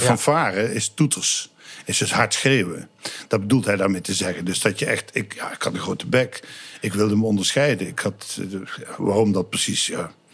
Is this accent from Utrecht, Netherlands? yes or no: no; Sint Anthonis, North Brabant, Netherlands; Ik kom uit Sint-Antonis, dat is een dorpje in Oost-Brabant, op de grens van eh, Limburg en Brabant